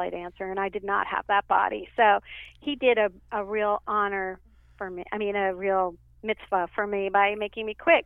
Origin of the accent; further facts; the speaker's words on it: Minneapolis, Minnesota, United States; moved away; I'm from Minneapolis